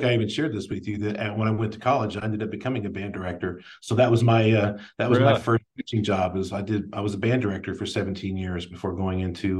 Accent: Plano, Texas, United States; I grew up in North Dallas in the Plano area.

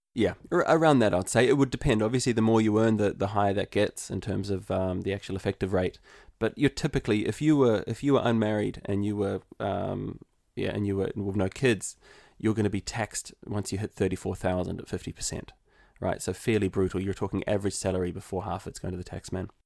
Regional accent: New Zealand; moved away as an adult; now in Limerick, Ireland; So, I'm originally from New Zealand, and I moved to Ireland in the heart of the recession in two thousand eleven.

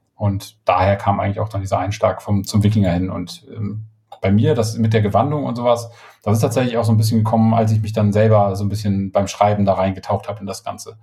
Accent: Schleswig, Schleswig-Holstein, Germany; moved away; ich komme ja aus Norddeutschland, also Schleswig-Holstein, ähm, sei immer und ähm, habe auch äh, die nicht die ersten zehn, aber die zweiten zehn Jahre meines Lebens habe ich äh, in Schleswig verbracht und bin da aufgewachsen

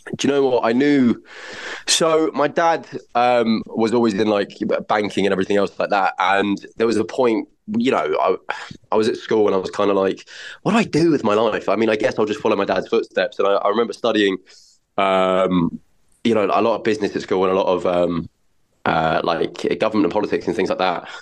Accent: North Weald, East of England, United Kingdom; also born or lived in Barnet, London; Essex and grew up and spent the rest of my kind of childhood in a little village in Essex called North Weald.

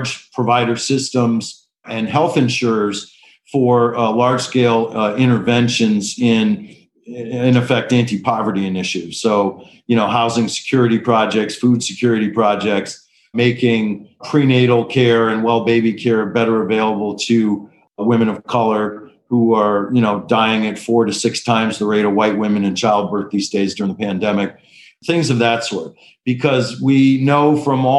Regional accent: Detroit, Michigan, United States; moved away as an adult; now in Washington, D.C., United States; I was born to two med students at Wayne State Med School in Detroit, Michigan.

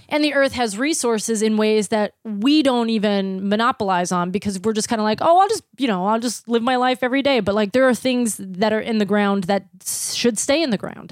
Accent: Pittsburgh, Pennsylvania, United States; moved away; I was born and raised in Pittsburgh, Pennsylvania

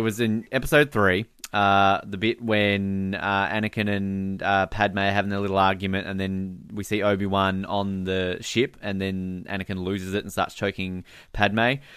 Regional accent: Australia; also born or lived in Victoria; I used to read the Tomorrow When the War Began books uh, as a teenager, as most Australian kids did

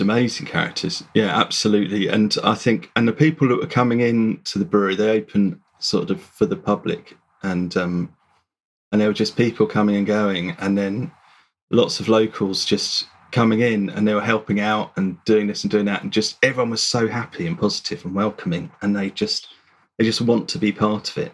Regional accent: Hampshire, South East England, United Kingdom; when I was a kid growing up in Hampshire

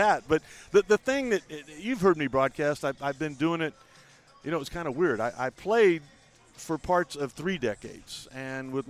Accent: Kansas City, United States; moved away; go home and play for my hometown team, Kansas City

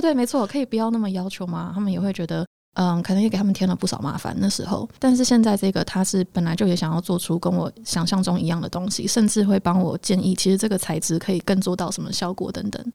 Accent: Taiwan; 重新让我去找回自己身为一个台湾人的 identity， 就那个身份

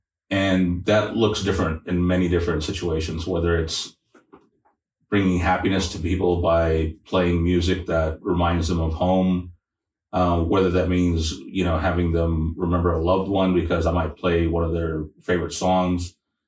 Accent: San Antonio, Texas, United States; moved away as an adult; now in Oklahoma, United States; I'm a transplant from San Antonio, so I bring some of those experiences and backgrounds to Oklahoma, but Oklahoma is my home now.

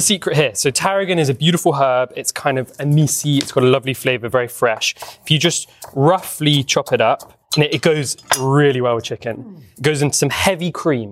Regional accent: London, United Kingdom; moved away as an adult; now in England; I grew up in London

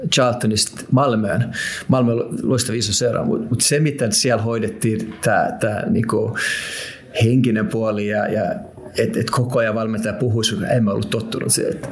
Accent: Finland; kun mä tulin Suomesta sinne, se, se miten, ne, ne, ne, ne, miten meitä kohdeltiin

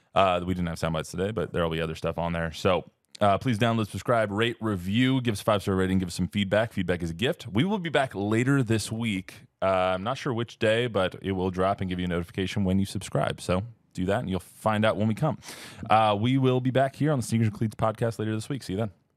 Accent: Palm Desert, California, United States; I'm from Palm Desert, California

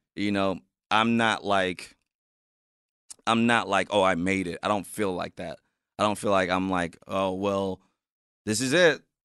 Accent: South Bend, Indiana, United States; now in Los Angeles, United States; being from Indiana and South Bend, being one of the few to make it out of there, I'm getting love back in my hometown

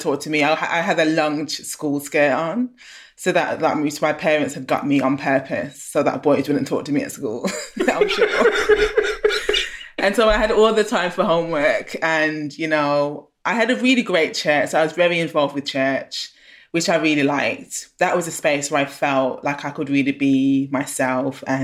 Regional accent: Birmingham, West Midlands, United Kingdom; moved away as an adult; also born or lived in London; I grew up in Handsworth in Birmingham

